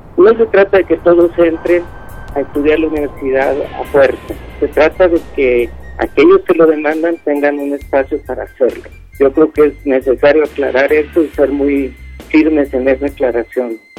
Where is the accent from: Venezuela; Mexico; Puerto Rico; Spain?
Mexico; soy de México